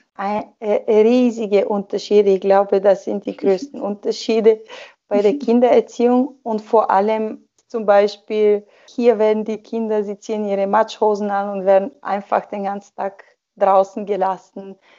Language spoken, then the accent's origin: German; Sofia, Sofia City, Bulgaria; German is a second language; moved away as an adult; also born or lived in Germany / Austria; now in Switzerland; Sofia, meine Hauptstadt, also meine, meine Geburtsstadt und die Hauptstadt von Bulgarien